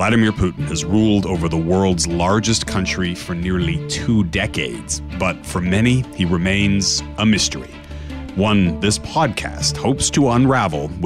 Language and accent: English; Canada; moved away as an adult; now in Europe; I've been working as a Canadian journalist based in Europe for about 5.5 years.